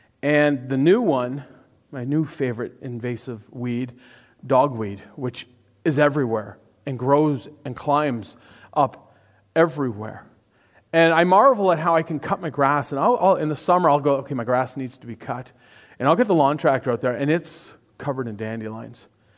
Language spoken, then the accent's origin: English; Toronto, Ontario, Canada; So I grew up in Toronto, or just outside of Toronto, for probably, I guess, the first 40-something years of my life.